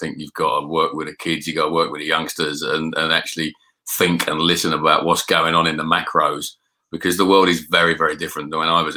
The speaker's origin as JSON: {"language": "English", "region": "London", "country": "United Kingdom", "tie": "born or raised there", "also_born_or_lived": "Scotland / Yorkshire", "moved": "as an adult", "said": "I was born in South East London."}